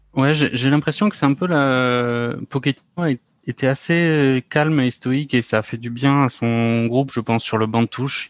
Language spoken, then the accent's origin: French; France; nous, en tant que Français